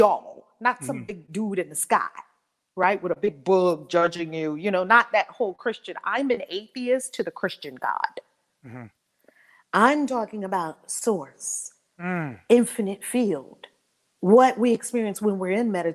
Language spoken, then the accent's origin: English; New York City, New York, United States; I grew up in Harlem